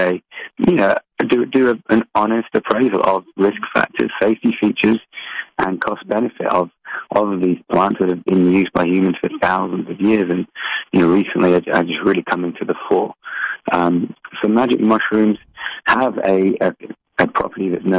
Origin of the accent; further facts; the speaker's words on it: England, United Kingdom; I grew up in England